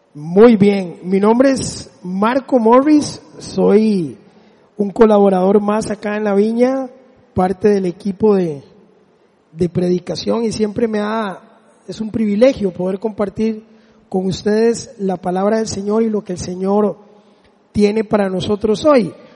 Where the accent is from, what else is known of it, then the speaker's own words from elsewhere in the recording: Desamparados, San José, Costa Rica; mi pueblo ahí en Desamparados